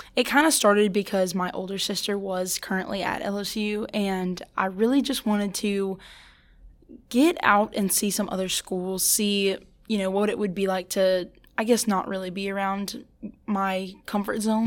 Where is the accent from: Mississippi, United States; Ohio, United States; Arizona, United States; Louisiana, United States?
Louisiana, United States; St. Francisville; I'm actually from Saint Francisville, Louisiana